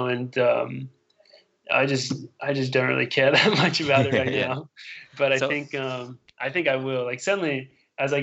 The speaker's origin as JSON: {"language": "English", "country": "Australia", "moved": "yes", "lives_now": "United States", "said": "I'm from Australia, so I'm like, everything's far from there"}